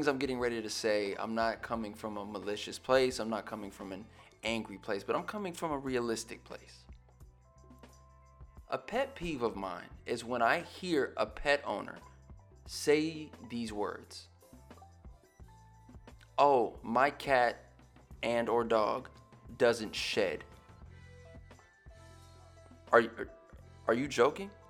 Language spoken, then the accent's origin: English; West Coast, United States; I grew up on the West Coast